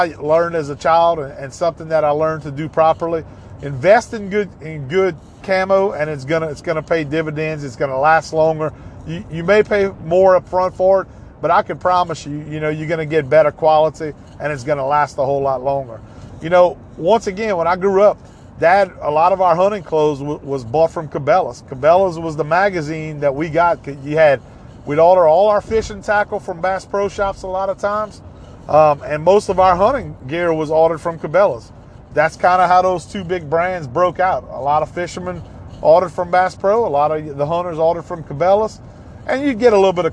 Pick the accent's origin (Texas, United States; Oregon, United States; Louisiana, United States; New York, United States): Louisiana, United States; Ville Platte; Growing up in Evangeline Parish, a lot of my friends hunted Miller's Lake